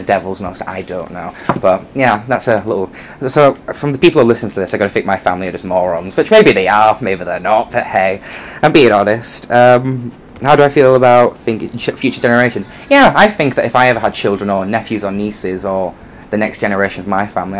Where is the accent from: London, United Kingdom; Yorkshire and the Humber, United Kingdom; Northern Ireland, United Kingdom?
Yorkshire and the Humber, United Kingdom; Leeds; also born or lived in near Glasgow, Scotland; I was born in a town just outside Glasgow in Scotland, but I grew up in a city called Leeds in West Yorkshire